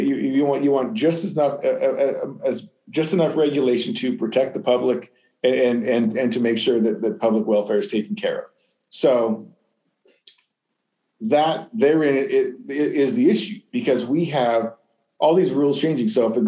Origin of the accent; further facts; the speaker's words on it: Arizona, United States; now in Bloomington, United States; I came from Arizona. Urban sprawl is way worse out there.